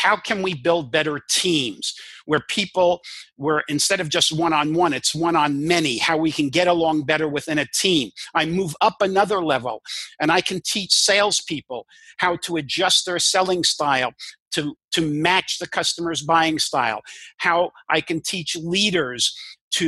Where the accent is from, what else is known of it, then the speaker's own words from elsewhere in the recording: New York City, New York, United States; first language English; I grew up in New York and Brooklyn